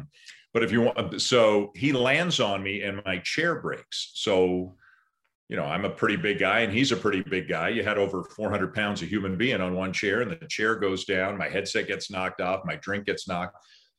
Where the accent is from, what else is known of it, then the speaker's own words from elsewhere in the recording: Canada; You know, in the past, Canadians, there would be two or three guys in the NBA, but, you know, usually they were bench players. You know, we'd have some good college players